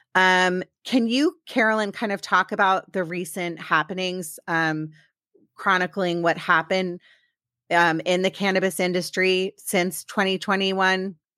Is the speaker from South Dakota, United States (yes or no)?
no; Maryland, United States; now in Los Angeles area, United States; I'm from Maryland, and I still say I'm from DC